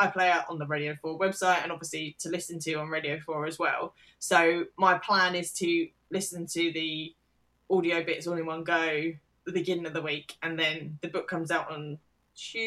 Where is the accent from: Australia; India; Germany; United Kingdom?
United Kingdom; as a Brit